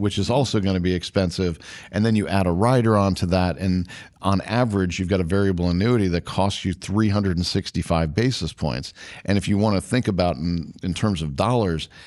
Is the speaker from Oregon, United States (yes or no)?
no; Washington, District of Columbia, United States; I grew up in D C